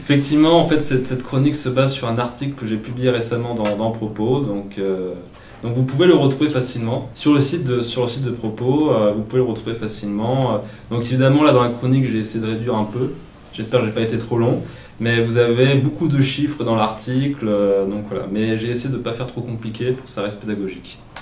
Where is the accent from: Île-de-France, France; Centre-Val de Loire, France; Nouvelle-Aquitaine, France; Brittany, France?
Centre-Val de Loire, France; now in Alsace, France; je viens plutôt de la région, enfin département andré loire euh, en bois tour